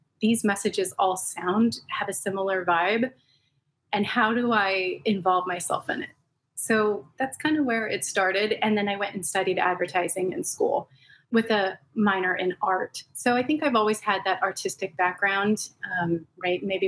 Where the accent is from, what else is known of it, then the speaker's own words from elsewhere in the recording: Los Angeles, California, United States; I grew up in Southern California, born and raised. I'm one of the rare native Angelenos, but in the San Gabriel Valley.